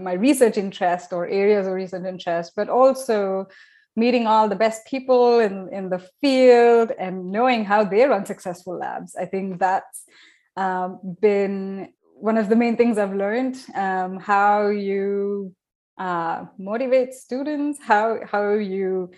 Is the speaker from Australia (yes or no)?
no; India; moved away as an adult; also born or lived in Southampton, England / Brighton, England / Glasgow, Scotland; When I moved for the first time out of India to Southampton in England